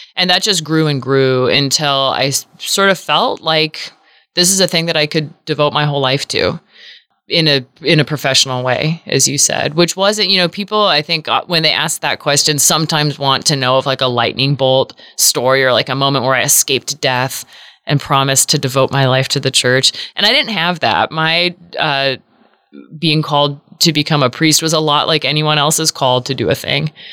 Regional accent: Seattle, Washington, United States; now in Omaha, United States; I grew up in the Episcopal Church in Seattle, Washington, which is where I was born and raised

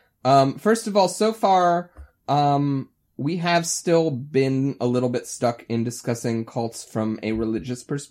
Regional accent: Ohio, United States; moved away; we're all from Ohio

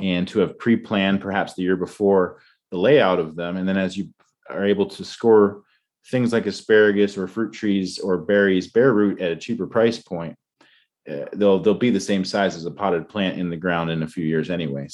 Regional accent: Tidewater region of Virginia, United States; moved away; I grew up in Tidewater region of Virginia

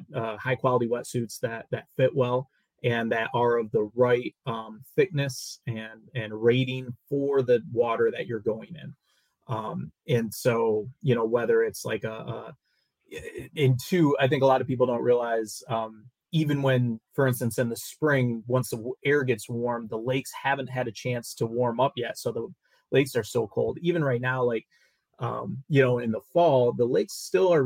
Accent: Northern Michigan, United States; I grew up in Northern Michigan, just a couple miles from the Lake Michigan beach.

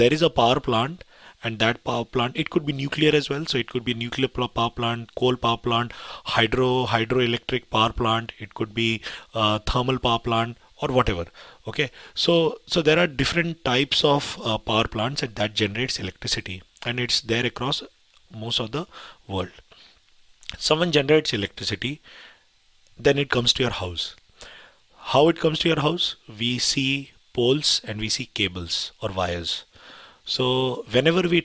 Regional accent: India; now in United Kingdom; So I come from India

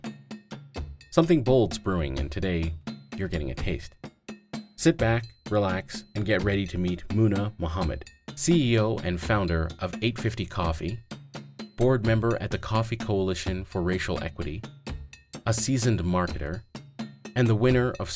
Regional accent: Addis Ababa, Ethiopia; I was born in Addis Ababa, Ethiopia, some years after the reign of Emperor Haile Selassie had expired

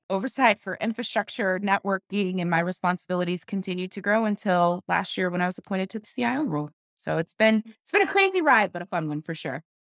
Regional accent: Kansas City, Missouri, United States; now in Austin, United States; Kansas City, my hometown, go Chiefs, that's where I'm from

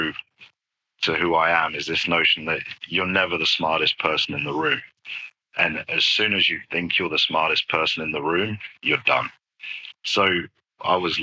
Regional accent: United Kingdom; moved away; being British

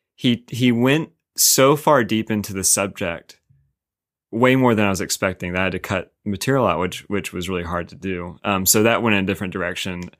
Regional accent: Winston-Salem, North Carolina, United States; now in Raleigh, United States; I'm from Winton Salem

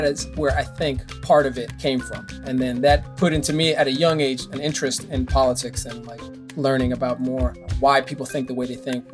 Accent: Miami, Florida, United States; I grew up in Westchester

